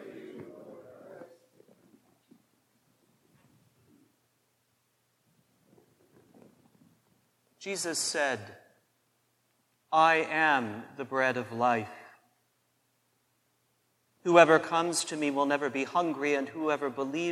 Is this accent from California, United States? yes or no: no; McPherson, Kansas, United States; growing up in St. Anne's McPherson, Kansas